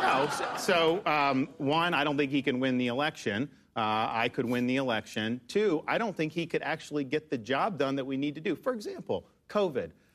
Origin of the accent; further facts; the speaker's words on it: Florida, United States; kid growing up in Florida